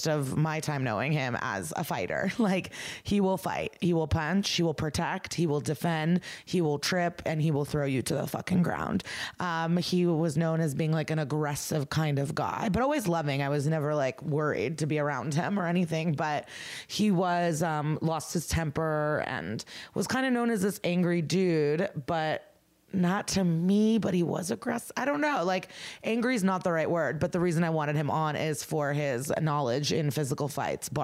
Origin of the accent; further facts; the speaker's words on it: Chicago, Illinois, United States; moved away; coming to you from Chicago, a comedy condo. I'm here performing, living my fantasy in my hometown